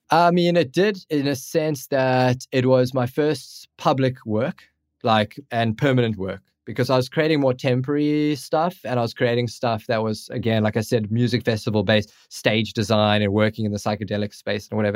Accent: Cape Town, Western Cape, South Africa; I'm from Cape Town, South Africa

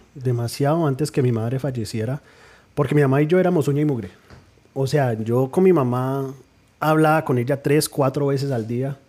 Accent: New Jersey, United States; de padres colombianos nacido en New Jersey

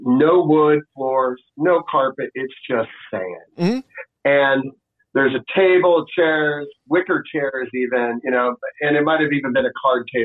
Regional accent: Florida, United States; moved away as an adult; also born or lived in Washington, D.C. / San Francisco; now in Austin, United States; growing up in Florida

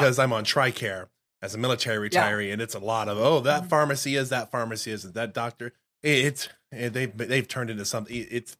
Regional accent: Harper, Texas, United States; I grew up out in Harper, Texas

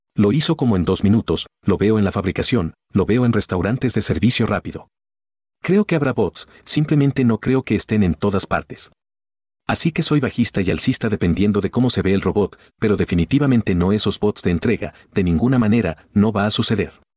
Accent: Calgary, Alberta, Canada; aquí en Calgary, en mi ciudad natal

